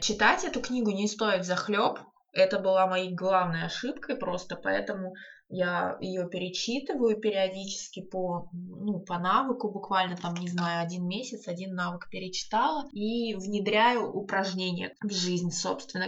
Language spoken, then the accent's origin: Russian; Saint Petersburg, Russia; я из Санкт-Петербурга